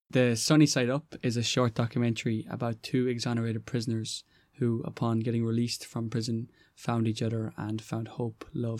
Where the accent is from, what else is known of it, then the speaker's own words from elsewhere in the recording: County Roscommon, Connacht, Ireland; I'm from County Roscommon.